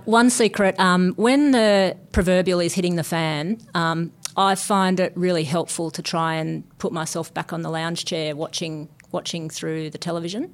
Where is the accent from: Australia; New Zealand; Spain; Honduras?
Australia; Newcastle, New South Wales; also born or lived in Sydney; I grew up in Newcastle. I moved to Sydney